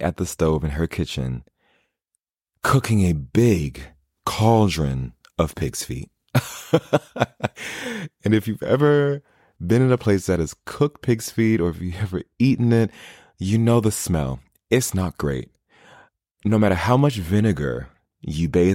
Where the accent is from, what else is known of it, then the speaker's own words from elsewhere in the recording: New York City, New York, United States; also born or lived in Newark, New Jersey; I was born in New York City, specifically in the borough of Queens. Big shout out to Queens. And I grew up split between Springfield Gardens, St. Albans, which is all in the Jamaica area of Queens